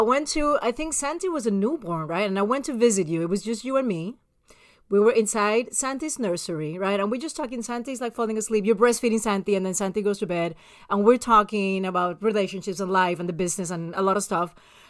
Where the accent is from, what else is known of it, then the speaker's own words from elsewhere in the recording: San Juan, Puerto Rico; moved away; I'm from the capital of Puerto Rico, San Juan.